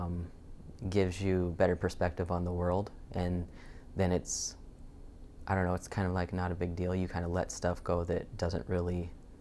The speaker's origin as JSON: {"language": "English", "region": "Montana", "country": "United States", "moved": "yes", "lives_now": "Seattle, United States", "said": "I'm originally from Montana, and I grew up with a really awesome family"}